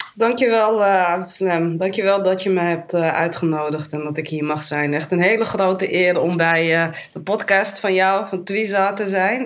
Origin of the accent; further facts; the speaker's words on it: Amsterdam, North Holland, Netherlands; geboren in Amsterdam. Ik ben daar ook getogen, ben daar opgegroeid